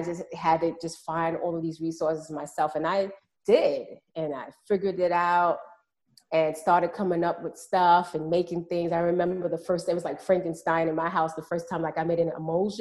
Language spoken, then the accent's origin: English; New York City, New York, United States; I grew up in Harlem, New York